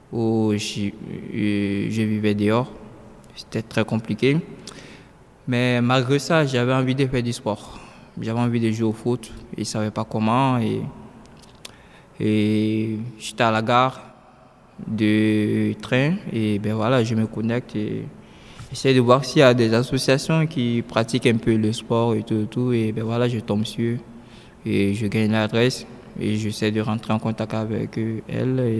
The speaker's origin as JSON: {"language": "French", "country": "Côte d’Ivoire", "lives_now": "Paris, France", "said": "Voilà l'éléphant aussi, papa. J'ai 17 ans maintenant. Petit Seigneur, Je viens de la Côte d'Ivoire."}